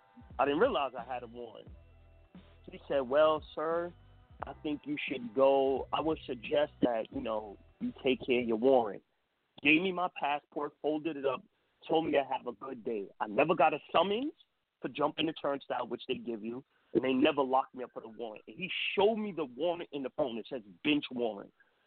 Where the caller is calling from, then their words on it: New York, United States; Peace. I'm from New York.